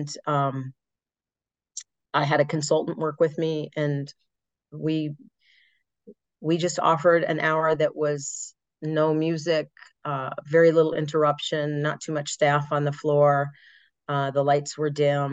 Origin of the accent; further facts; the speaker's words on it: Chicago, Illinois, United States; I'm from Chicago, but I'm on the northern side. I'm part of the suburbs.